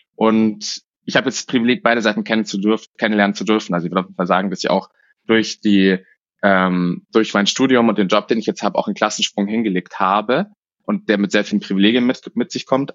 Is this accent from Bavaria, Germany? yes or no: yes; Munich, Bavaria, Germany; Ich bin in München aufgewachsen und habe es nie rausgeschafft